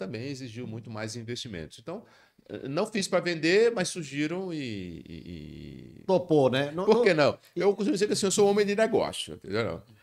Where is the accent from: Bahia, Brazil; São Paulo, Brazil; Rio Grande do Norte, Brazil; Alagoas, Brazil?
Rio Grande do Norte, Brazil; Natal; eu queria voltar para minha terra, eu queria voltar para Natal, e era uma oportunidade.